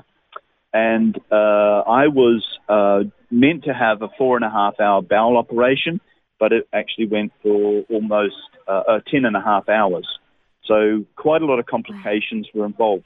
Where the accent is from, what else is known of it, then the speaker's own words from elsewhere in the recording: New Zealand; moved away as an adult; now in Australia; I'm originally a Kiwi. Now I'm a certified Australian